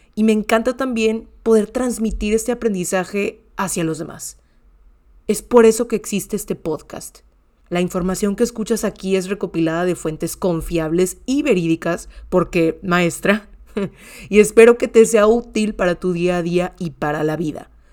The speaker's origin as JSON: {"language": "Spanish", "town": "Monterrey", "region": "Nuevo León", "country": "Mexico", "said": "soy comunicóloga mexicana de Monterrey, Nuevo León"}